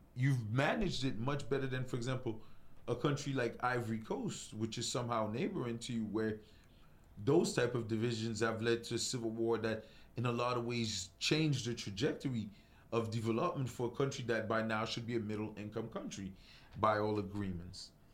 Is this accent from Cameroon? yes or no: yes; Cameroon; I'm from Cameroon